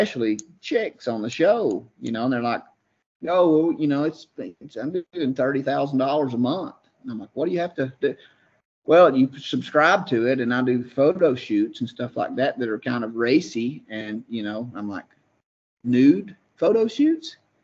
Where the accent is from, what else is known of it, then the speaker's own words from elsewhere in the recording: Georgia, United States; I'm from Georgia